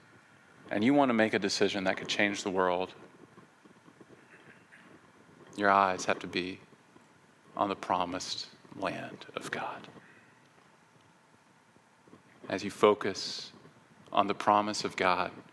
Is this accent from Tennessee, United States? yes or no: yes; Memphis, Tennessee, United States; in my hometown in Memphis, Tennessee